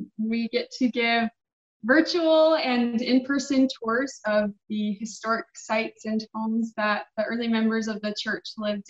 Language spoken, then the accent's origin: English; Surprise, Arizona, United States; I'm from Surprise, Arizona.